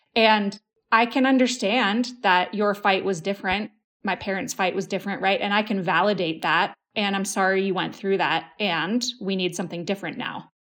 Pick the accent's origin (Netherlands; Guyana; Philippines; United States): United States; We're American